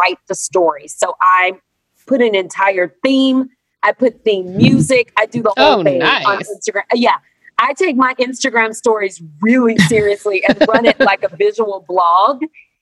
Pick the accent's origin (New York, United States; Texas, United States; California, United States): Texas, United States; moved away as an adult; now in Los Angeles, United States; I'm from Texas. I moved to LA last year, but I'm from Texas.